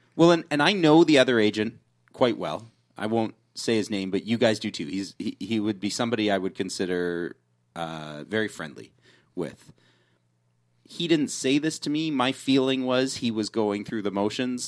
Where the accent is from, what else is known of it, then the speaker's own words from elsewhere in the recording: Canada; being Canadian